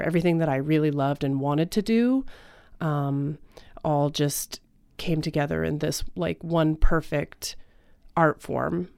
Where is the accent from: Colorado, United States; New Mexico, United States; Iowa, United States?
Colorado, United States; Aurora; I am actually from Aurora, Colorado.